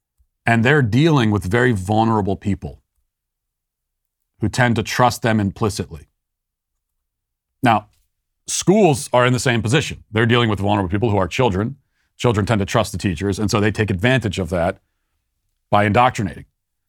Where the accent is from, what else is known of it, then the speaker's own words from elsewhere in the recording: Maryland, United States; A lot of it is the fact that I'm from Maryland. And in Maryland, if you've ever been there, the accent doesn't really make sense.